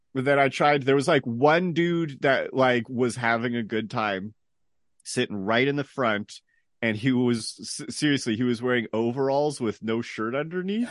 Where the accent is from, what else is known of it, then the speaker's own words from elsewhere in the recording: San Jose, California, United States; also born or lived in New York; now in Hollister, United States; I'm from, uh, San Jose. Uh, born, born, born and largely raised there.